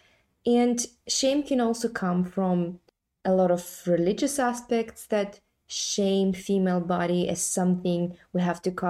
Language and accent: English; Kazakhstan; now in London, United Kingdom; I'm coming from Kazakhstan, right? So it's a post-Soviet mentality and majority Muslim environment where we don't talk about sex. But then I live in London